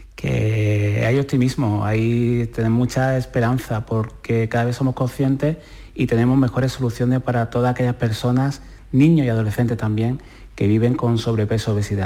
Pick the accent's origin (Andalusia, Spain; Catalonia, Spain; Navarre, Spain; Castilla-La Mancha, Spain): Andalusia, Spain; Puerto Serrano; cuando estaba yo con mi abuela Rosario en mi pueblo, en Puerto Serrano